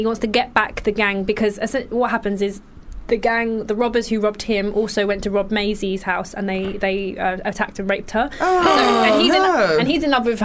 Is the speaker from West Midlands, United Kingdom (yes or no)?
no; London, United Kingdom; I'm a Londoner